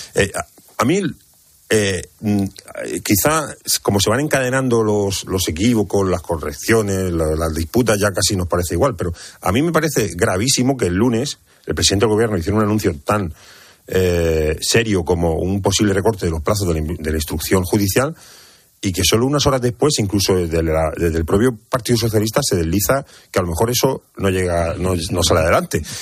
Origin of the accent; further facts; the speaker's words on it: Cartagena, Region of Murcia, Spain; yo que soy de Cartagena, que, que vivo en el epicentro de la huerta de Europa